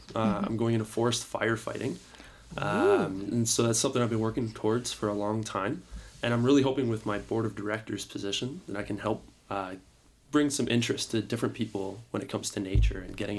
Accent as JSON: {"language": "English", "town": "Windsor", "region": "Ontario", "country": "Canada", "moved": "yes", "said": "I'm originally from Windsor, Ontario."}